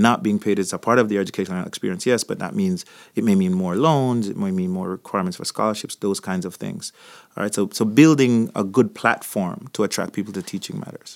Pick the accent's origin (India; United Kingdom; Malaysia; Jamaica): Jamaica; also born or lived in Florida; now in United States; So, if you, if you're hearing a, an accent, I, I come from Jamaica